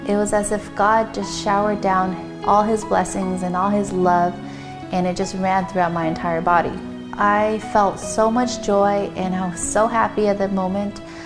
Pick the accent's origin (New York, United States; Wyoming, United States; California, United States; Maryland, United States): California, United States; San Diego; also born or lived in Cerritos, California; I grew up in San Diego, California.